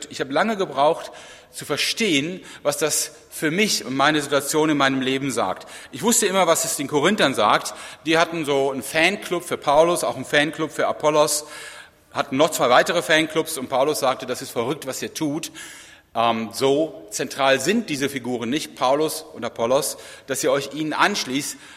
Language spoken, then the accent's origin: German; Rhineland, Germany; Im Rheinland, wo ich herkomme, ist das schon besser, da gibt es auch Beregnungsanlagen.